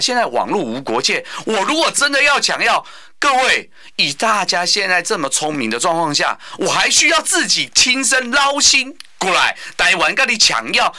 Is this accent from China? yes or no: no; Taiwan; 我们自己本身的台湾人